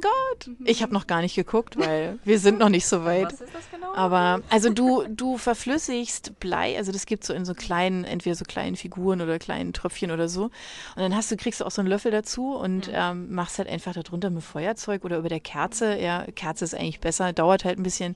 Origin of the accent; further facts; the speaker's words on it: Germany; bei uns in Deutschland